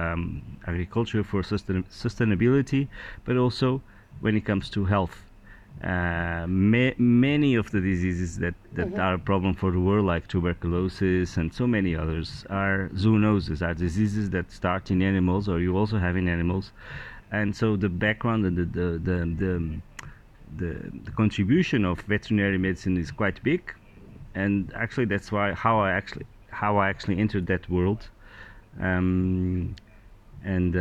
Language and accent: English; Lisbon, Portugal; I'm just a Portuguese man. 45 years old, I was born in Lisbon, I love my city